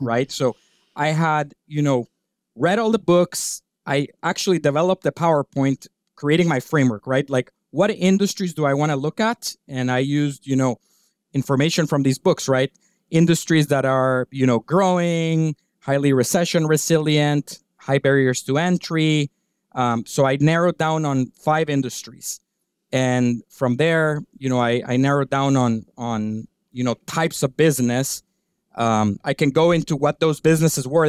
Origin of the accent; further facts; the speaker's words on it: Guatemala; moved away as an adult; also born or lived in Virginia / New York City; I'm originally from Guatemala. I grew up there